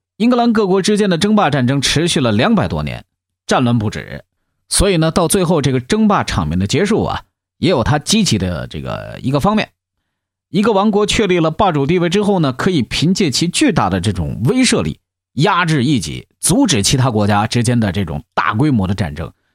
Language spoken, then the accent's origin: Chinese; China; 我们中国人